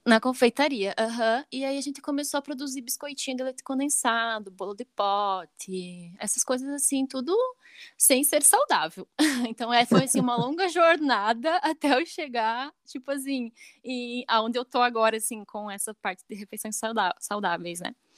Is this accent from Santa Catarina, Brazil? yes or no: yes; Chapecó, Santa Catarina, Brazil; Eu nasci em Chapecó, né? Nasci certo. em Chapecó